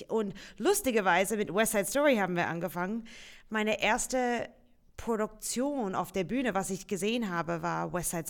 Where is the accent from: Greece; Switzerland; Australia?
Australia; first language English; German is a second language; moved away; Ja, ich komme aus Australien